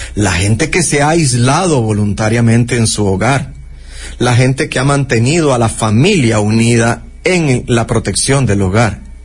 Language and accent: Spanish; Costa Rica; como costarricenses